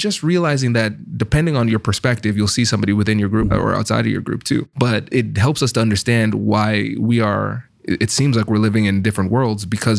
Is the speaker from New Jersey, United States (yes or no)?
no; Tiffin, Ohio, United States; accent: Caribbean; So I'm from Tiffin, Ohio, mm-hmm. right? So I'm from those places that you were right. just describing, right? So imagine a Caribbean American guy, mm-hmm. the only black kid in the school and with a strong Caribbean accent.